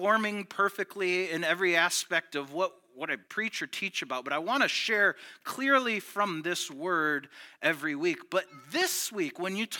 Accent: United States; I was born in the United States

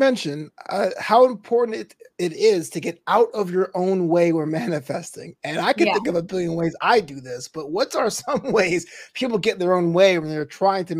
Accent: New York, United States; I'm a New Yorker and we were always born that way.

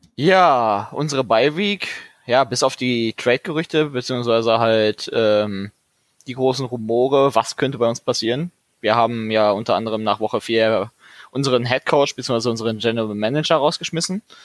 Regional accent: Dortmund, North Rhine-Westphalia, Germany; für mich als Dortmunder

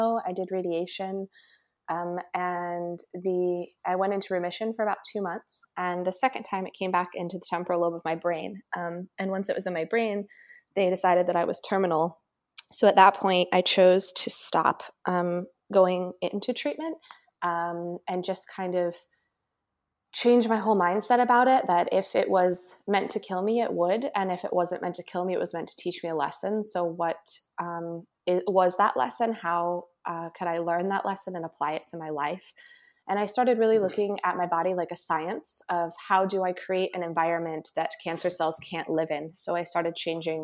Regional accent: Santa Fe, New Mexico, United States; moved away as an adult; now in California, United States; I'm originally from Santa Fe, New Mexico, and I moved out to California to go to music school.

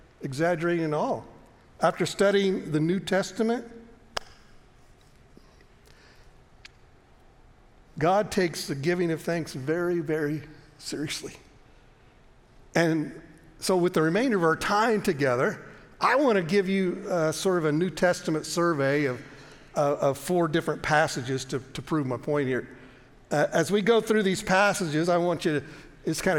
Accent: United States; we grew up in America and we're taught this

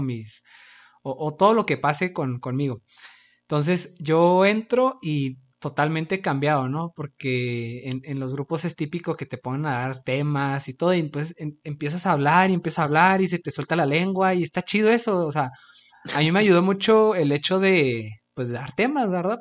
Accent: Chihuahua, Mexico; Axel y yo somos de Chihuahua, Chihuahua.

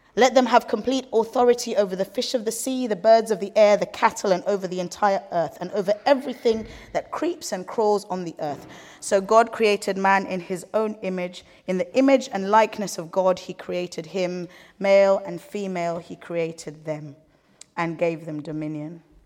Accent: Kenya; we grew up in Kenya

